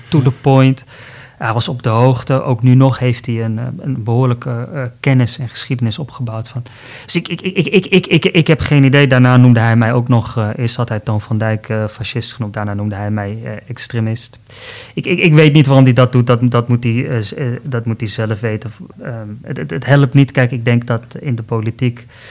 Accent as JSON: {"language": "Dutch", "town": "Tilburg", "region": "North Brabant", "country": "Netherlands", "tie": "born or raised there", "also_born_or_lived": "Amsterdam", "moved": "yes", "said": "ik ben opgegroeid in Zuid-Nederland, in Tilburg, maar ik heb gestudeerd bijvoorbeeld ook in Amsterdam"}